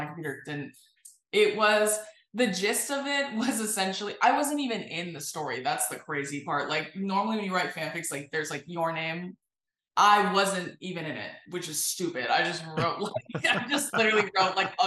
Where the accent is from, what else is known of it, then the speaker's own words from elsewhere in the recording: California, United States; I am from California